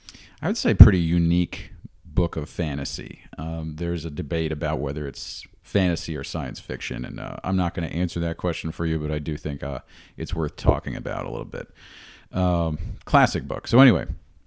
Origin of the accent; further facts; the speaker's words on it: New York, United States; I don't have any experience with that here where I grew up in the New York region